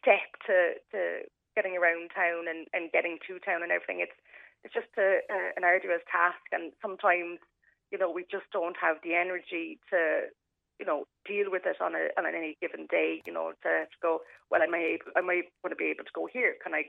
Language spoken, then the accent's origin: English; Ballincollig, Munster, Ireland; now in Clonakilty, Ireland; I'm originally from Ballincollig, and when we moved to Clonakilty when I was 17